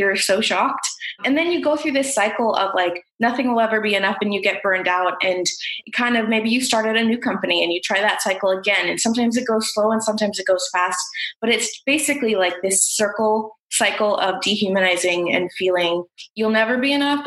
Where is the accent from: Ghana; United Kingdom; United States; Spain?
United States; I am from South India, so South Asian. I'm a second gen immigrant. So my parents arrived about 2 months before I was born in the US